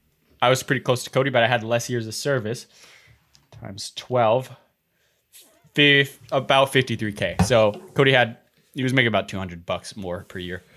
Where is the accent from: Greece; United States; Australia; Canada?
Canada; Can't handle the habanero. I'm Canadian.